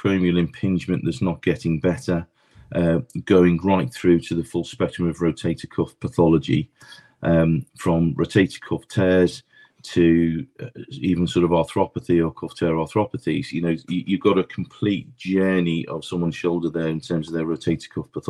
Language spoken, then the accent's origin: English; Liverpool, North West England, United Kingdom; now in London, United Kingdom; Born and bred in Liverpool, came down to the Big Smoke in London